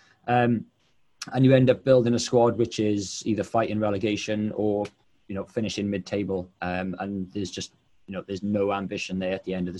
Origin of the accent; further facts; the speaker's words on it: Wales, United Kingdom; I'm Welsh.